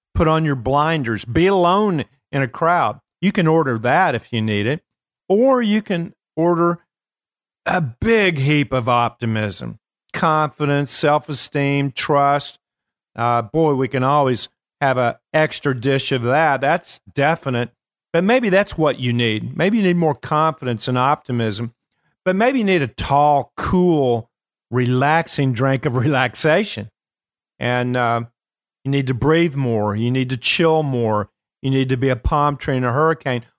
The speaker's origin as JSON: {"language": "English", "region": "Kentucky", "country": "United States", "said": "I am from Kentucky"}